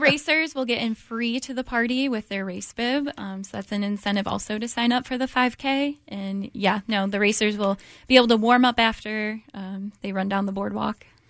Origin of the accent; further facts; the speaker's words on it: Detroit, Michigan, United States; moved away as an adult; now in Virginia, United States; I'm from Michigan, um, Detroit area